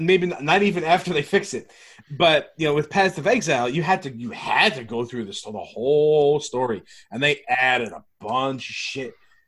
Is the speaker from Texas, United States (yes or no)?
no; New York, United States; As a New Yorker.